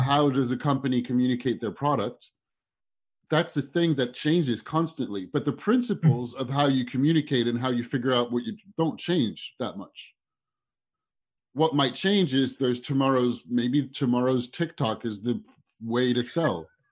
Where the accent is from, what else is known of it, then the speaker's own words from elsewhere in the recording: France; moved away as an adult; also born or lived in United States / London / Singapore / Southeast Asia; I was born in the States. I grew up in France. I am in Paris right now, where I moved back to last year after 15 years abroad.